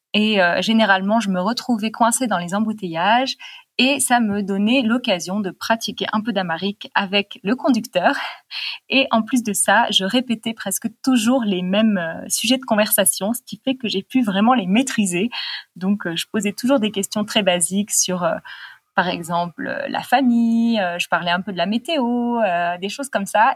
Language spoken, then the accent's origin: French; United States; French is a second language; je suis américain